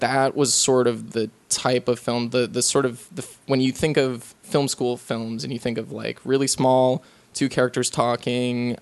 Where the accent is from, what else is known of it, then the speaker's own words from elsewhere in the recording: Lutherville, Maryland, United States; moved away; also born or lived in St. Thomas, U.S. Virgin Islands / Boston, Massachusetts / New York; the place I grew up or spent the longest time growing up in was Maryland